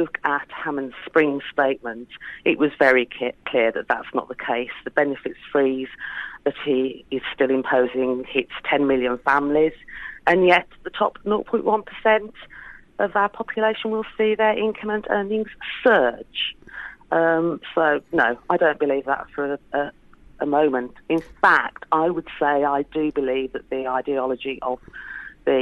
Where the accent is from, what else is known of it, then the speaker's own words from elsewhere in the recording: Black Country, West Midlands, United Kingdom; I grew up in the West Midlands in the Black Country, working class family.